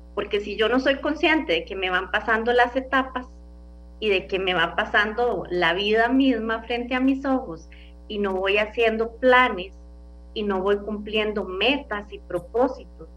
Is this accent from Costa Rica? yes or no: yes; Costa Rica; como costarricenses